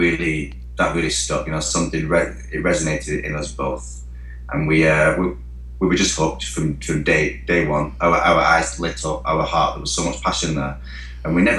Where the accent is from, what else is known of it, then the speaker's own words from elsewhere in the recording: Wigan, North West England, United Kingdom; accent: Northern England; We're English boys. obviously you can tell with the accents from Northern England, a small little town called Wigan.